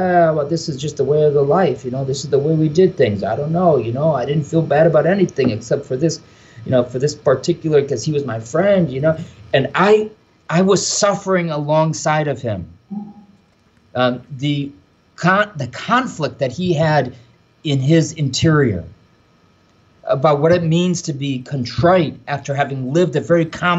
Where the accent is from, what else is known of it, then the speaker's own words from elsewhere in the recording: Michigan, Ohio, Midwest, United States; moved away as an adult; also born or lived in Rome, Italy; now in New York, United States; this Irish kid from the Midwest, right? I'm from Michigan, Ohio